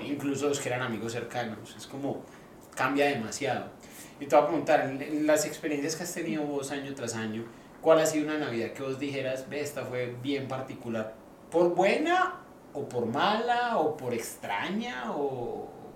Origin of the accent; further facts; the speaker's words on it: Medellín, Antioquia, Colombia; now in Australia; en Colombia, por ejemplo, en Medellín, que hacemos buñuelos